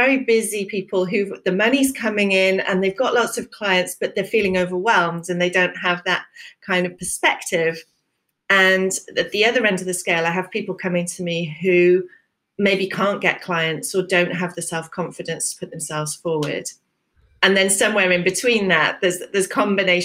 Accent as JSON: {"language": "English", "country": "United Kingdom", "said": "traditionally British, you know, as so many of us are"}